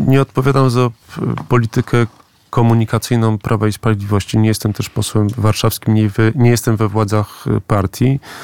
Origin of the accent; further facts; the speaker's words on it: Gdańsk, Pomeranian Voivodeship, Poland; ja jestem z, z Gdańska, z Pomorza